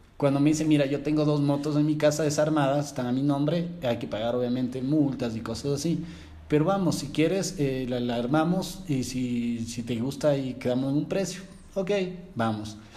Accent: Quito, Pichincha, Ecuador; Cuando salí yo de Quito

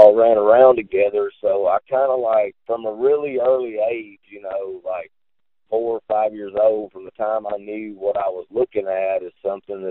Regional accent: Huntsville, Alabama, United States; Grew up in Huntsville, Alabama, actually. That's where I was born and raised

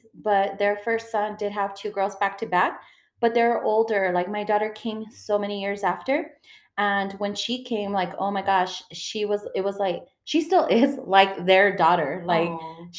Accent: San Elizario, Texas, United States; I grew up in San Elizario

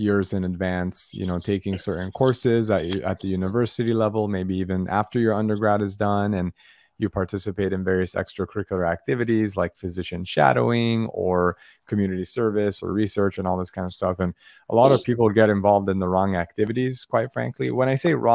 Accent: Los Angeles, California, United States; now in San Diego, United States; I'm a Southern Californian, born and raised. I grew up in Los Angeles

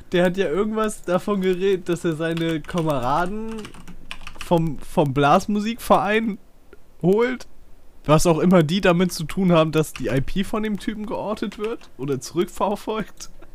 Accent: Northern Germany, Germany; bei uns in Norddeutschland gibt es auch schon immer so, so hier Oktoberfest, Bayernwoche und sowas

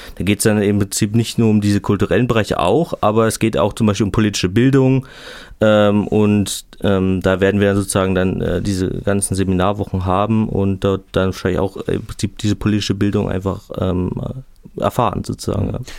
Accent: Suhl, Thuringia, Germany; in meiner Heimatstadt Suhl in Südthüringen

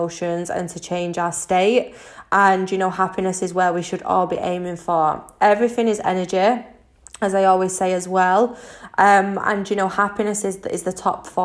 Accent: Manchester, North West England, United Kingdom; I'm 25 from Manchester in the UK.

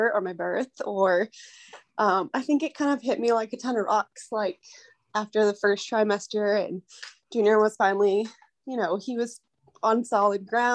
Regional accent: United States; I am American.

